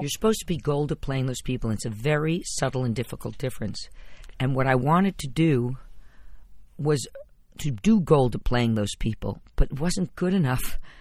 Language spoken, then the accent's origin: English; Scarsdale, New York, United States; I grew up in Scarsdale